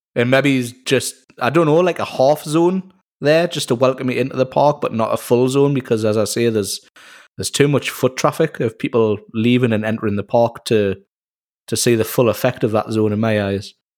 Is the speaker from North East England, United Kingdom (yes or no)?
yes; Newcastle upon Tyne, North East England, United Kingdom; I am from Newcastle in Northeast England, uh, where we get called Geordies